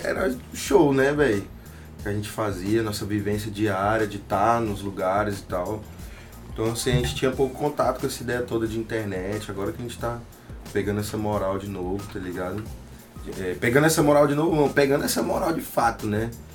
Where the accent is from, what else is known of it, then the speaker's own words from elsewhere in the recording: Tocantins, Brazil; also born or lived in Rio de Janeiro; eu sou do Tocantins, mano. Pé rachado do norte. Nasci no Rio de Janeiro, mas eu vivi, cresci e me formei aqui